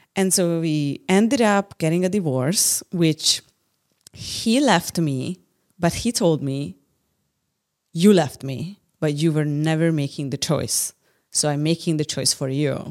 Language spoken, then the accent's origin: English; Hungary; English is a second language; also born or lived in San Francisco